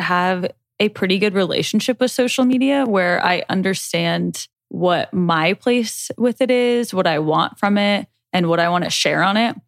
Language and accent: English; Nebraska, United States; We we're from Nebraska